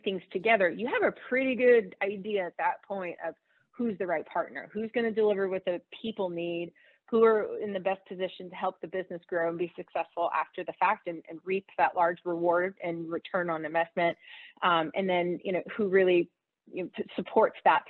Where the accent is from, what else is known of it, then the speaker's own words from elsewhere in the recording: the South, United States; I'm from the South